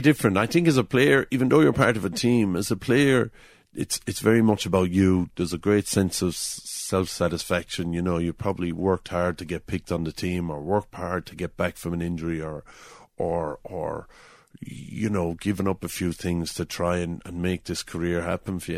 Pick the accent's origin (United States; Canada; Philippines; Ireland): Ireland; Drombanna, Limerick, Munster; I grew up in Drumbana, which is, um, on the Old Cork Road on the way to Kilmallock